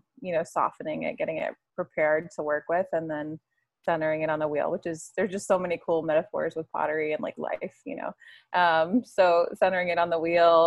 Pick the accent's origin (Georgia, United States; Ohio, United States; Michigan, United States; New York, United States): Georgia, United States; Jonesboro; moved away as an adult; also born or lived in Greenville, South Carolina; now in Maine, United States; We're both from Atlanta, Georgia. So a little south of Atlanta in Jonesboro